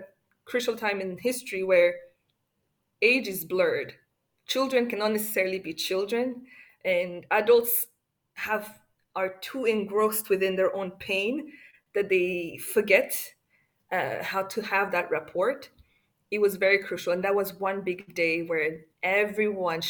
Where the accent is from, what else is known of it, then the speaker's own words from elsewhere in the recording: Rwanda; as a Rwandan